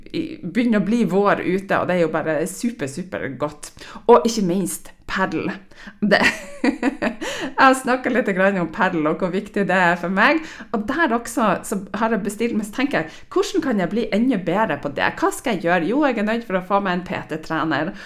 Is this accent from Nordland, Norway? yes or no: yes; Stamsund, Nordland, Norway; now in Trondheim, Norway; Jeg har jo trena på A-gruppa i, eh, i Stamsund i Lofoten, der jeg er fra. Jeg bor jo nå i Trondheim.